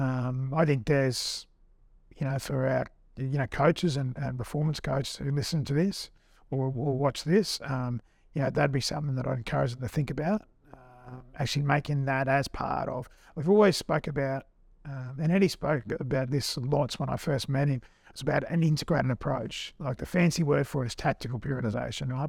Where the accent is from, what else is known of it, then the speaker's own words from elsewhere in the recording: Australia; also born or lived in England; being an Aussie